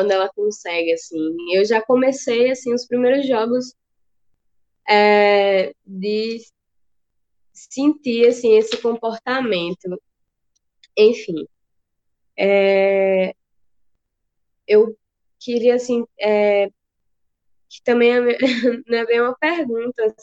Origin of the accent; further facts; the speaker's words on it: Juazeiro, Brazil; assim, sou daqui de Juazeiro